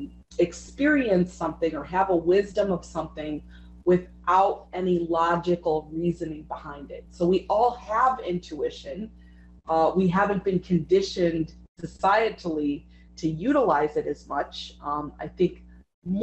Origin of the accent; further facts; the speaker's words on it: Chicago, Illinois, United States; I grew up in Chicago